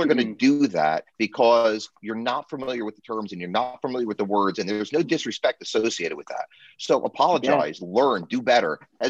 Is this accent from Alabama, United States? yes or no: no; New Jersey, United States; I'm a lawyer from New Jersey.